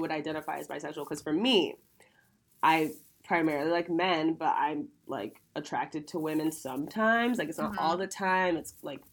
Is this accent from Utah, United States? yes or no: no; Ohio, United States; moved away as an adult; now in Los Angeles, United States; I'm from Ohio